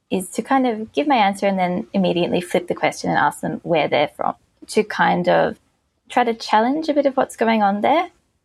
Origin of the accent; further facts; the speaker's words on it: Ballarat, Victoria, Australia; moved away as an adult; now in Melbourne, Australia; I'm from Ballarat, which is in regional Victoria. I was born there. I lived in one house until I was 5 and then another house until I was 18. So it was like pretty solidly settled childhood